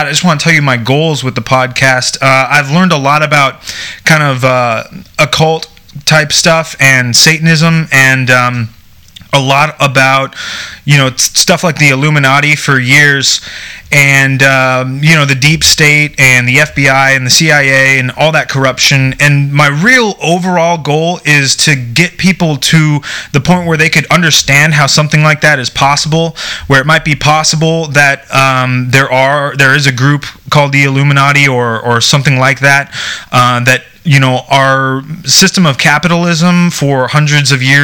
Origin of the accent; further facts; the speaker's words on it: United States; being an American